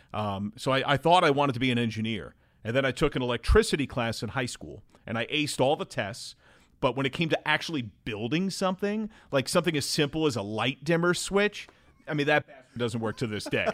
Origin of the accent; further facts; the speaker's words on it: Brick, New Jersey, United States; moved away as an adult; also born or lived in Manhattan, New York / Edgewater, New Jersey / Delaware; now in Cincinnati, United States; I grew up in New Jersey, and I've lived in Delaware for the last fifteen years before moving to Cincinnati